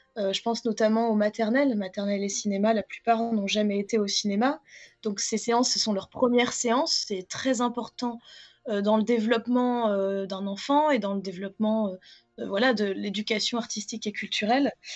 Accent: Châteauroux, Centre-Val de Loire, France; je viens de Châteauroux, il y a très belle salle euh, l'Apollo à Châteauroux, et du coup, mon école maternelle, en tout cas, nous emmenait beaucoup voir des films là-bas

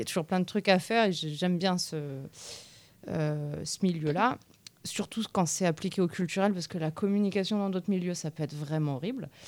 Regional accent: Nantes, Pays de la Loire, France; now in Tours, France; je ne suis pas de Tours. À l'origine, je suis de Nantes

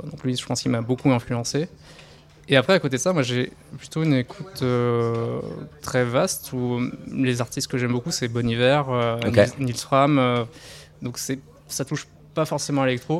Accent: near Dreux, Chartres area, Centre-Val de Loire, France; je viens de à côté de Dreux, région Chartraine.

